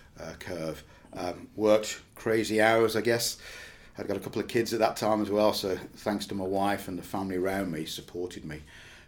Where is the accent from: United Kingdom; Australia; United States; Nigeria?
United Kingdom; Birmingham, West Midlands; In Stechford in Birmingham. And my education was in Birmingham.